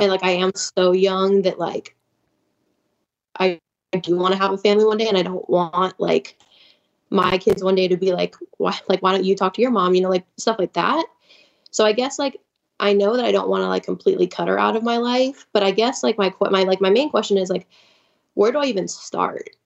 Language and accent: English; Chicago, Illinois, United States; also born or lived in Nacogdoches, Texas; I'm from Chicago, and, like, I'm from, like, a bigger city